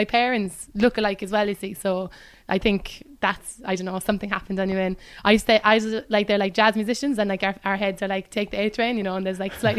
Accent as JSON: {"language": "English", "town": "Cobh", "region": "Munster", "country": "Ireland", "said": "I'm from Cove, which is the biggest port where people left from during the famine and before and after that as well."}